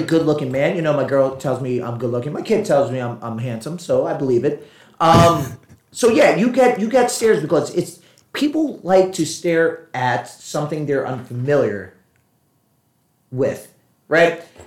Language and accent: English; Puerto Rico; I'm Puerto Rican